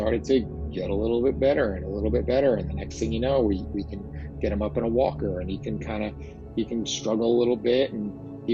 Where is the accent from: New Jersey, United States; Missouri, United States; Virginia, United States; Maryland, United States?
New Jersey, United States; As you could tell by my exotic accent, I am from New Jersey